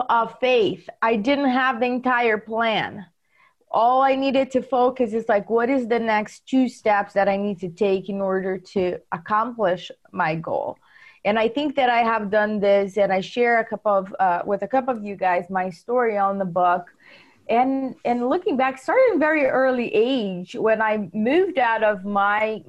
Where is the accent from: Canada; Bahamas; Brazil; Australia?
Brazil; English is a second language; moved away as an adult; now in United States; I was born in Brazil. I didn't know what real estate meant when I moved here.